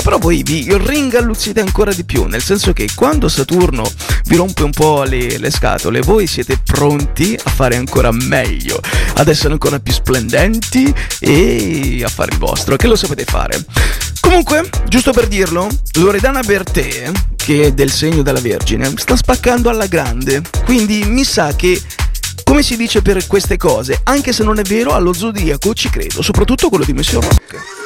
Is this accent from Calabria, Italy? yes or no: yes; Pizzo, Calabria, Italy; io che sono di Pizzo Calabro, che sono calabrese